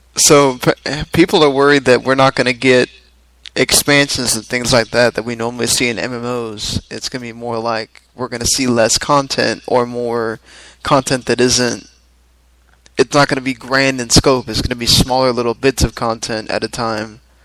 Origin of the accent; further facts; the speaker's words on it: the South, United States; we're all from the South here